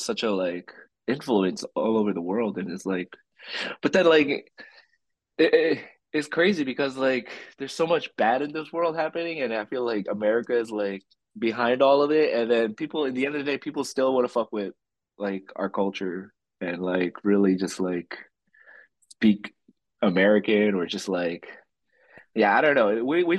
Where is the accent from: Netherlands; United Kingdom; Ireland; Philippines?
Philippines; I'm like the least Filipino person you could probably think of, but I'm very proud of being Filipino.